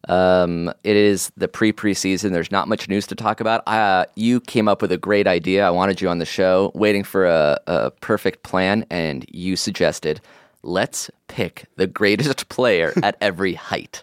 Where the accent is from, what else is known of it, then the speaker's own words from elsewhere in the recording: California, United States; I'm from California.